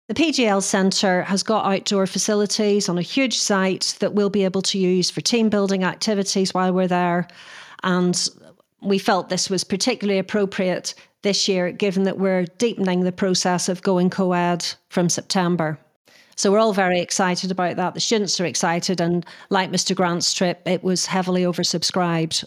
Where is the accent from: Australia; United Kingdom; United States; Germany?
United Kingdom; Northern Ireland; moved away; I was brought up in Northern Ireland in the Troubles